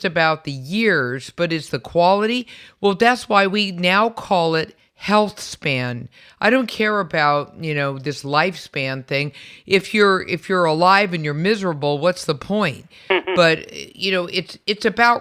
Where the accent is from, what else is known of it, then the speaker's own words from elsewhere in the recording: San Francisco, California, United States; I was also born and raised in San Francisco